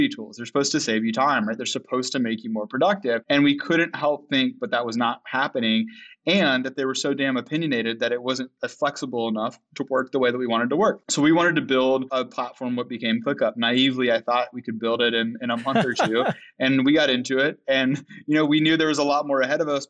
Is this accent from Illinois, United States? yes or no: no; North Carolina, United States; I grew up in North Carolina